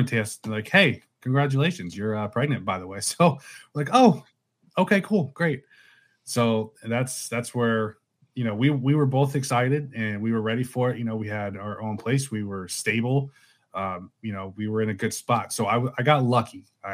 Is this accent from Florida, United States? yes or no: yes; Spring Hill, Florida, United States; I've been here, born and raised in Spring Hill